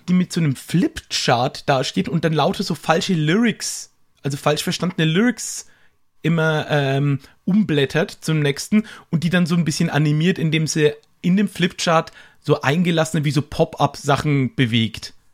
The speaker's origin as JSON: {"language": "German", "town": "Höchstadt an der Aisch", "region": "Bavaria", "country": "Germany", "said": "Karpfenland, beziehungsweise ähm, wie ist das Karpfenlandschaft Höchstein an der Eisch. Also, da komme ich her aus dem Eck."}